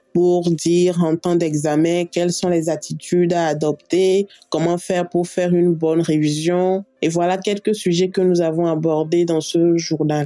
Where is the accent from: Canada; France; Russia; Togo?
Togo; Je réside au Togo. Je suis togolaise.